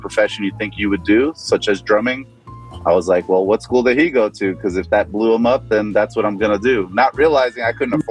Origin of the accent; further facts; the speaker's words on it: New Jersey, United States; I was born in New Jersey